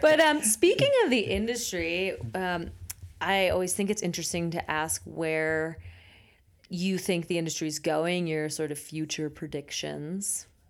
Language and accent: English; Pennsylvania, United States; now in Colorado, United States; Pennsylvania was a real treat to grow up